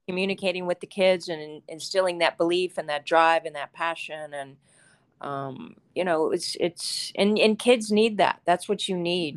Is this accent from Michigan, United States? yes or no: no; Charleston, West Virginia, United States; I grew up in Charleston, West Virginia